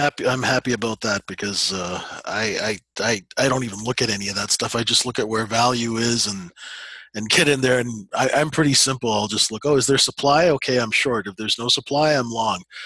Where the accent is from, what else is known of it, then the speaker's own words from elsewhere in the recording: Canada; we're Canadian